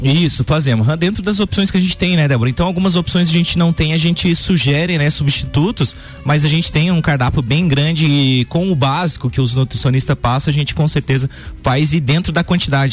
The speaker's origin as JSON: {"language": "Portuguese", "town": "Lages", "region": "Santa Catarina", "country": "Brazil", "tie": "born or raised there", "also_born_or_lived": "São José", "said": "Eu me criei praticamente aqui em Lages, sou natural de São José, né? Então, mas eu vim muito cedo para Lages"}